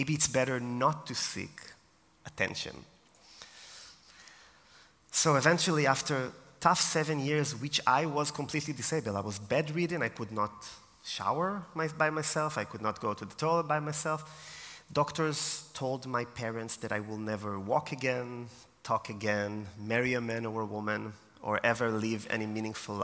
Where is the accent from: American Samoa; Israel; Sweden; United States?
Israel; moved away as an adult; now in Austria; I am from Israel originally, and I came to Austria 4 years ago